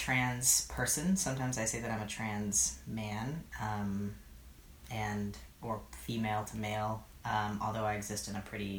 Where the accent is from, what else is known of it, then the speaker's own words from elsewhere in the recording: East Bay, California, United States; moved away as an adult; also born or lived in Chicago, Illinois; now in New York City, United States; I grew up in the Bay Area in California. And I always like to say that I grew up in the East Bay.